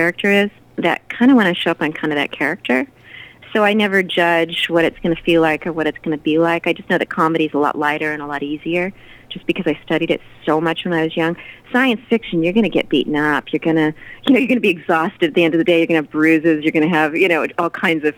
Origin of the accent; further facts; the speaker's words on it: Southern California, United States; I was born in Southern California